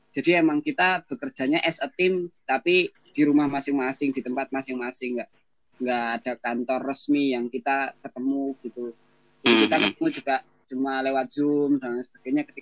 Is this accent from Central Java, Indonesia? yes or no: no; Depok, West Java, Indonesia; misalnya saya dari Depok terus ke kantor di Jakarta